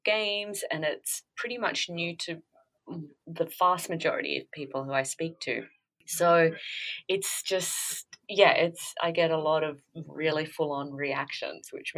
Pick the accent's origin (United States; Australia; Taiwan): Australia; I came from, I grew up in Australia